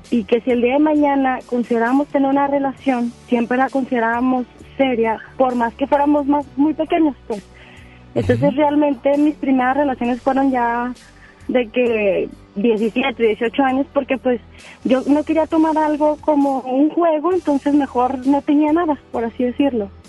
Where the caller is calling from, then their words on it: Apodaca, Nuevo León, Mexico; De Podaca.